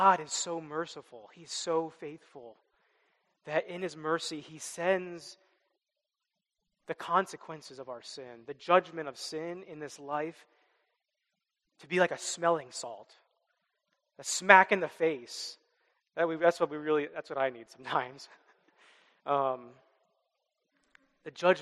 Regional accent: Midwest, United States; I grew up in the Midwest

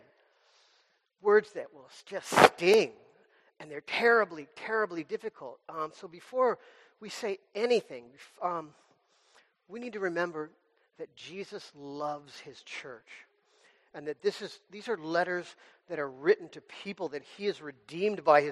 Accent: United States; as American Christians

